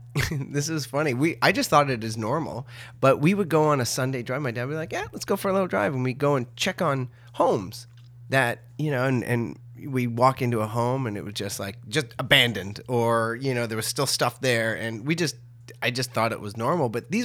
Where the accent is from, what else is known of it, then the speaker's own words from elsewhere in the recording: Ottawa, Ontario, Canada; born there; also born or lived in Tweed / Peterborough / Trenton / Sudbury; I was born in Ottawa, and then we moved to Tweed, then we moved to Peterborough, then we moved to Trenton, and then my two brothers showed up, and then from there we went to Sudbury, to Sault Ste. Marie after that, then back to Ottawa.